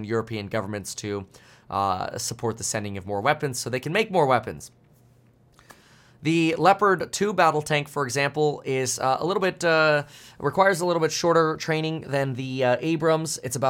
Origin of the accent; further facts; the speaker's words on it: Germany; born there; I'm allowed to do that because I was born in Germany. And I also hold German citizenship. I'm a dual citizen.